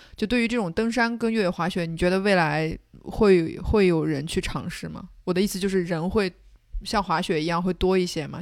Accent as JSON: {"language": "Chinese", "region": "Xinjiang", "country": "China", "said": "我作为一个新疆人"}